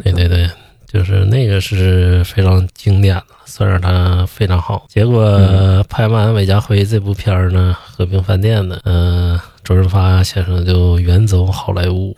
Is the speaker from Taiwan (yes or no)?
no; China; 咱们中国人老讲究什么人在家在呀